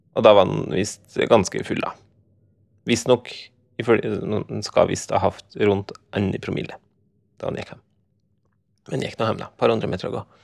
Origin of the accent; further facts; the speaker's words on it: Skjåk, Innlandet, Norway; der jeg kommer fra. Oppi en slik grend i Skjåk